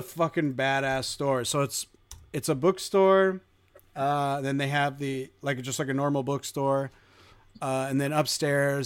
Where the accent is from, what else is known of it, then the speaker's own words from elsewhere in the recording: New Jersey, United States; I was born in Jersey. Spent all my summers on the Holy. Jersey Shore.